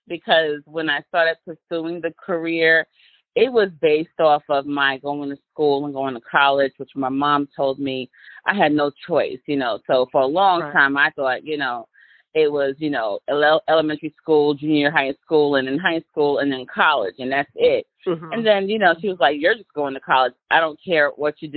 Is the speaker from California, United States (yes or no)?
no; New York, United States; now in Virginia, United States; I am from New York, but I live in Virginia